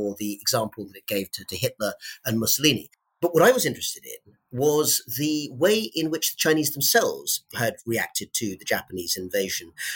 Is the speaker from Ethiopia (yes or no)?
no; United Kingdom; growing up in Britain in the late 80s, early 90s